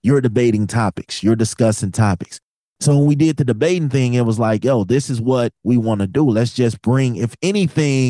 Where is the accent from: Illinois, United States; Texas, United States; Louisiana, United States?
Illinois, United States; Chicago; I'm from Chicago